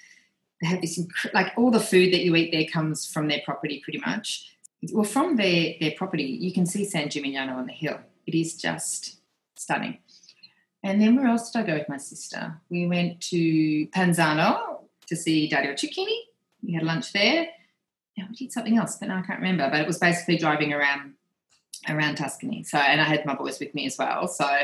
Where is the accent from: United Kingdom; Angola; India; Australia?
Australia; So it does remind me probably a bit of the beaches that I grew up with in Australia.